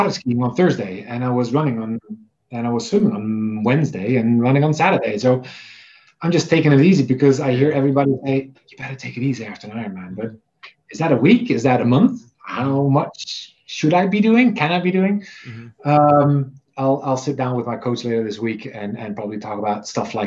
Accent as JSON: {"language": "English", "area": "near Maastricht", "region": "Limburg", "country": "Netherlands", "tie": "born or raised there", "moved": "as an adult", "lives_now": "Atlanta, United States", "said": "That is about 12 miles from where I've spent 30 years of my life."}